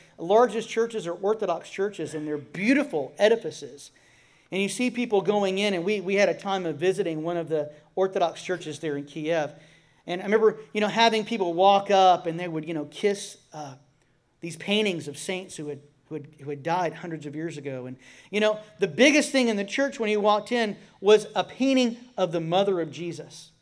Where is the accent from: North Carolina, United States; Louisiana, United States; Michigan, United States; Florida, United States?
Florida, United States; I'm from Florida